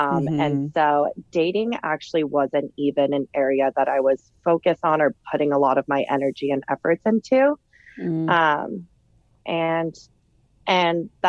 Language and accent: English; Burbank, California, United States; moved away as an adult; also born or lived in Santa Barbara / Orange County; now in New York City, United States; I was born and raised in Burbank, which is like a little in the valley up north from LA, but I grew up there my whole entire life